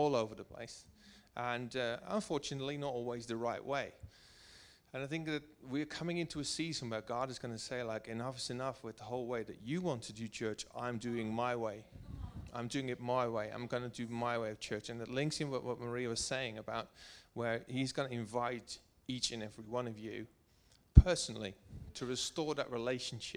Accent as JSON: {"language": "English", "country": "Netherlands", "also_born_or_lived": "Wiltshire", "moved": "yes", "lives_now": "United Kingdom", "said": "I'm coming from Holland."}